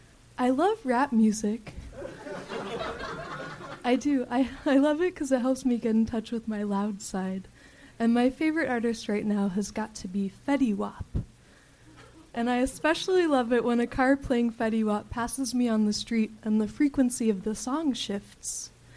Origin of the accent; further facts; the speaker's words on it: Appalachia, United States; moved away; I'm originally from Appalachia